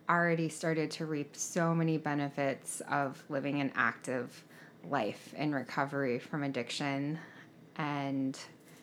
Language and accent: English; rural Montana, United States; also born or lived in South Korea / Stevensville, Montana; I was raised in rural Montana by two white people as a Korean adoptee